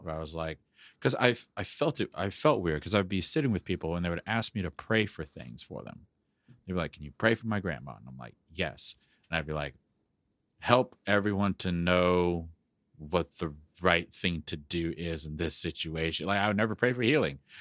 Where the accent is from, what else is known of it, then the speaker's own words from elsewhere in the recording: the South, United States; I grew up in the South.